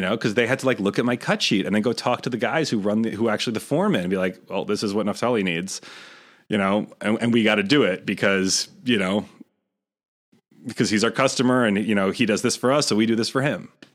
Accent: Rochester, New York, United States; moved away; I grew up in Rochester

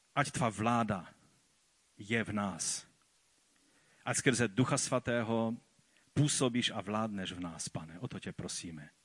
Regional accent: Czechia; tady u nás v Čechách a na Moravě

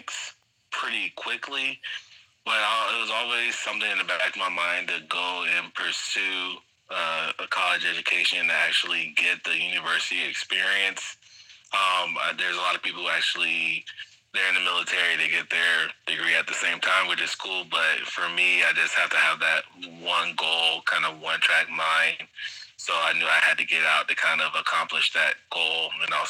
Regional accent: Florida, United States; moved away as an adult; also born or lived in Iowa; I grew up in Florida.

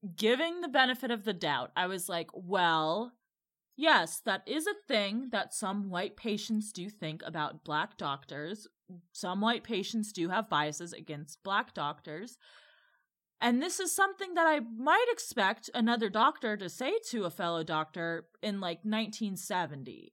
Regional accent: Midwest, United States; a Midwesterner who is also white

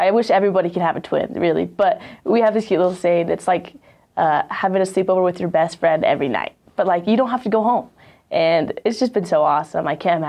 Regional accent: Walla Walla, Washington, United States; also born or lived in Idaho / Romania; So I was born in Idaho. Then my parents moved to Romania to be missionaries there and start a church there at Calvary Chapel. And so we lived there for 2 years when I was 6 to 8, and then moved to Walla Walla, Washington.

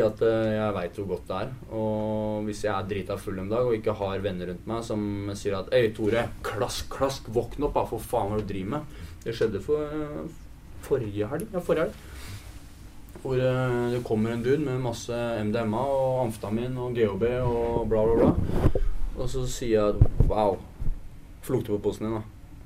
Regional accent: Vestby, Akershus, Norway; jeg er oppvokst i Vestby

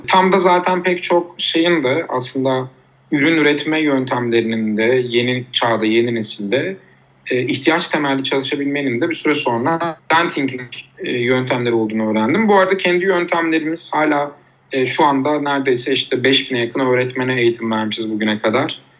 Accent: Uşak, Uşak Province, Turkey; moved away as an adult; also born or lived in Eskişehir / Istanbul / Van; Uşak'ta doğdum

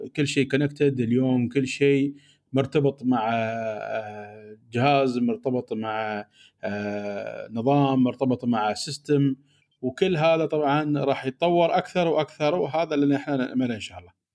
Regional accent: United Arab Emirates; عندنا في الامارات

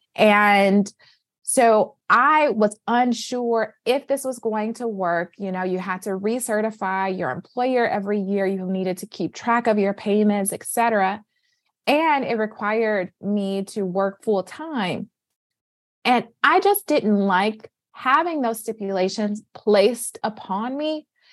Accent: Flint, Michigan, United States; now in Boston, United States; born and raised in Flint, Michigan. I am currently residing in Boston

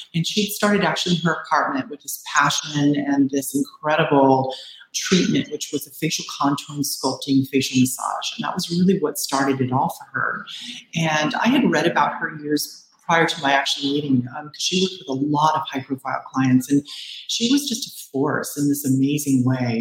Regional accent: Bay Area, California, United States; also born or lived in Orange County / Los Angeles; now in Southern California, United States; I'm from the Bay Area. I grew up there and then I moved to Orange County and then Los Angeles

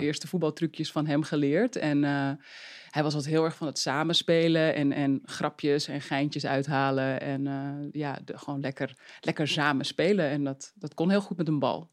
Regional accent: Uithoorn, North Holland, Netherlands; ik ben opgegroeid in Uithoren. Dus dat lag eh, in de buurt van Amsterdam

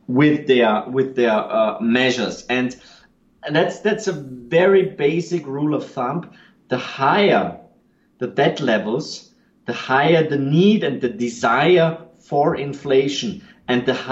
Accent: Austria; I'm from Austria

